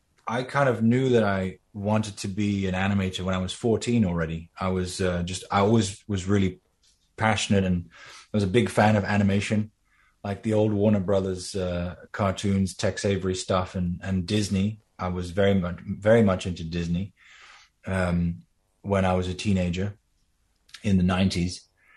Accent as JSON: {"language": "English", "country": "Netherlands", "tie": "born or raised there", "said": "I just met this old Danish animator who just happened to live very close to where I grew up in Holland, in the Netherlands."}